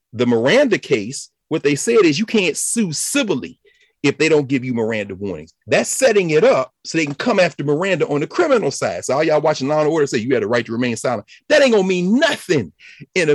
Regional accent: Tennessee, United States; I was born in Tennessee. I'm glad I was raised, but it was based on my family and my community

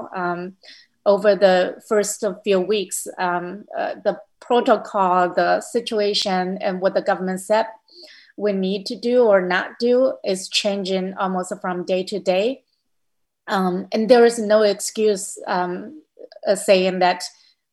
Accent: Hubei, China; moved away as an adult; now in United States; my hometown next to Wuhan

